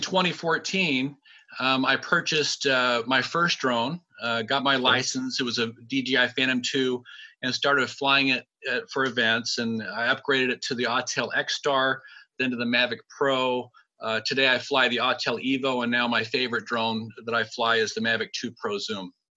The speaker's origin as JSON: {"language": "English", "town": "Sacramento", "region": "California", "country": "United States", "said": "I'm from Sacramento"}